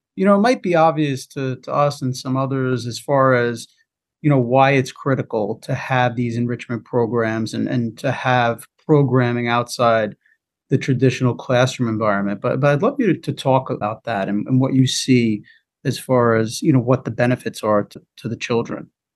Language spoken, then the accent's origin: English; Melville / Dix Hills, Long Island, New York, United States; I grew up in Melville Dick Sills